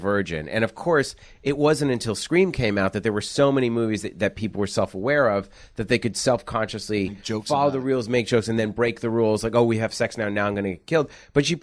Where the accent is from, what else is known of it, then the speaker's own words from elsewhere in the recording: East Coast, United States; I grew up in the East Coast and I went to overnight camp